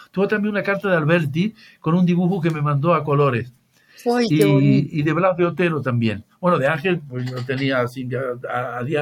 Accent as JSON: {"language": "Spanish", "town": "Tangier", "region": "Tanger-Tetouan-Al Hoceima", "country": "Morocco", "tie": "born there", "said": "Yo nací en Tánger, yo nací en Tánger, y, pero mi, mi madre es medio italiana, medio gaditana."}